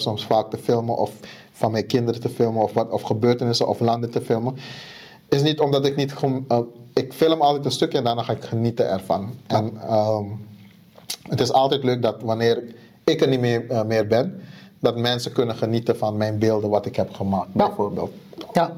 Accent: Suriname; moved away; Ik kom uit Suriname

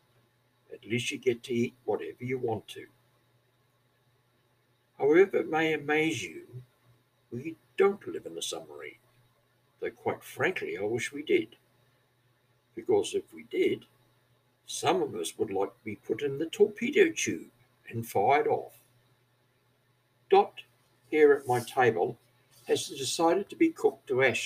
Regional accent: New Zealand; accent: Kiwi; moved away as an adult; also born or lived in Australia; now in Labrador, Australia; I come from New Zealand originally some 40 years ago, and according to some, I speak like a Scotsman, that is, I have a Kiwi accent.

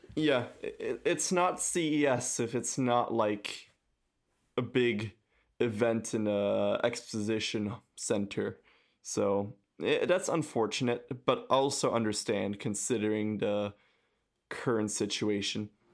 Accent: France; I come from France

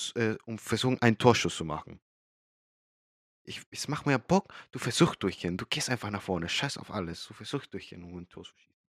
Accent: Chile; now in Germany; ich komme aus Chile

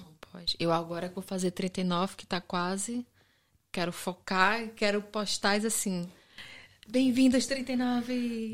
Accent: Brazil; accent: Brazilian; moved away as an adult; now in Portugal

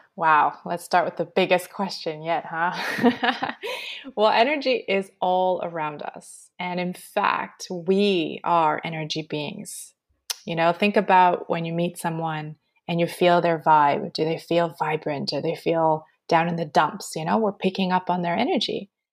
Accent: Montreal, Quebec, Canada; moved away as an adult; now in Australia; I'm born and raised in Montreal

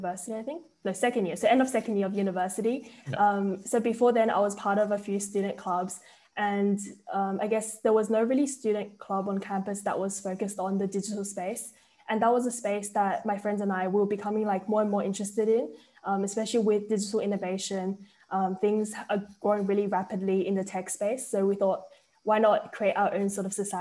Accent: Sydney, New South Wales, Australia; I'm from Sydney, Australia

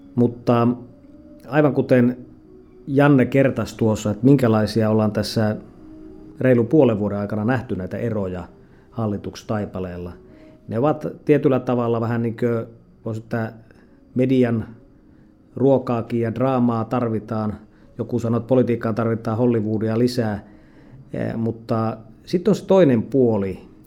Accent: Lapland, Finland; tulen Lapista

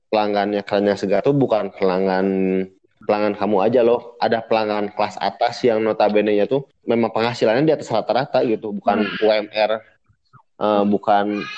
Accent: Bandung, West Java, Indonesia; Saya dari Bandung.

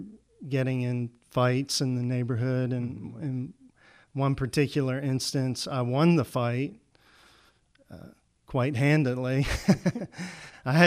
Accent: Salisbury, Maryland, United States; I grew up in Salisbury, Maryland, down on the Eastern Shore, Delmarva Peninsula.

